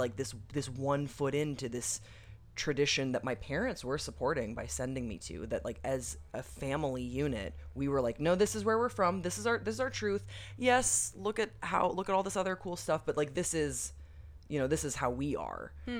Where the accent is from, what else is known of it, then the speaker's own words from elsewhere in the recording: Waterloo, Wallonia, Belgium; But I grew up in Waterloo, Belgium. So it was just kind of an odd environment in general, because Belgium is a very this word is so corny, but secular country, you know.